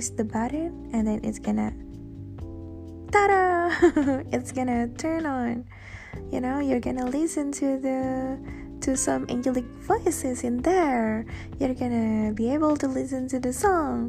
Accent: Indonesia; moved away; back in my home country, Indonesia

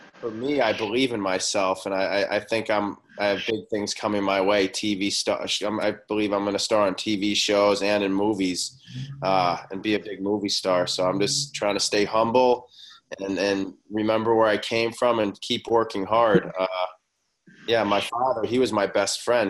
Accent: Boston, Massachusetts, United States; born or raised there; moved away as an adult; also born or lived in Oklahoma City, Oklahoma / Milan, Italy; now in Los Angeles, United States

